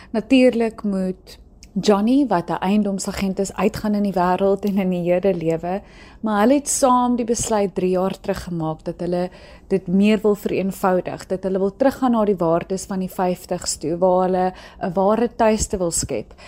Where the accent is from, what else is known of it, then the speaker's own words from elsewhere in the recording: South Africa; as Suid-Afrikaners